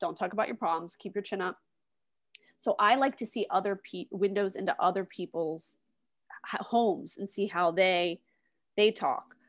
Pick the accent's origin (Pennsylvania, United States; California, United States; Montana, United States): Pennsylvania, United States; West Chester; moved away; also born or lived in Hershey, Pennsylvania / Washington, D.C.; I'm originally from the s, suburbs of Philadelphia, a town called Westchester